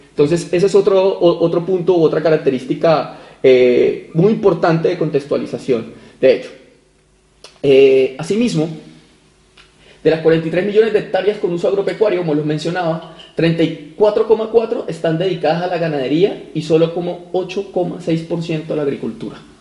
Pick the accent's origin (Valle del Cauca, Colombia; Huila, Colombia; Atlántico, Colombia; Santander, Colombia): Huila, Colombia; vengo del departamento del Huila